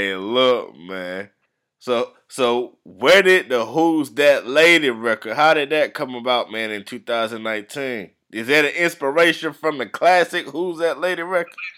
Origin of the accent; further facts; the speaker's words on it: the Carolinas, United States; I'm from the Carolinas